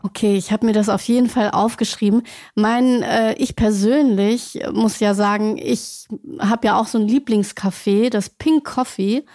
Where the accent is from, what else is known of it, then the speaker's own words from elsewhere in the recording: Celle, Lower Saxony, Germany; Ich komme selbst aus Celle